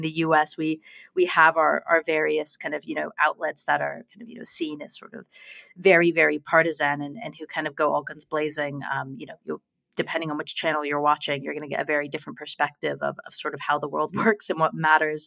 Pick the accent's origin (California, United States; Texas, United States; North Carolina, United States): California, United States; now in United Kingdom; my home state of California